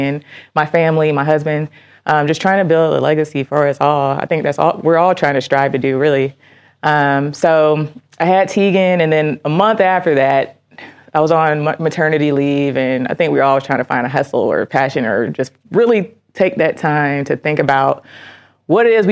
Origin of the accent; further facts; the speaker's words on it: Miami, Florida, United States; moved away as an adult; now in Detroit, United States; I'm born and raised in Miami, Florida, and I'm an Army veteran